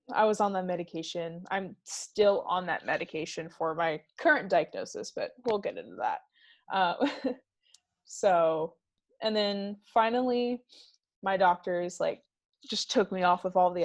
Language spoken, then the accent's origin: English; Kyle, Texas, United States; also born or lived in Belleview, Florida; I grew up pretty much split between Kyle, Texas and Belleville, Florida